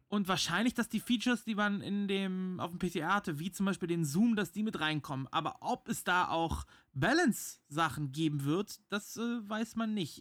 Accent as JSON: {"language": "German", "region": "Rhineland", "country": "Germany", "said": "für mich als Rheinländer"}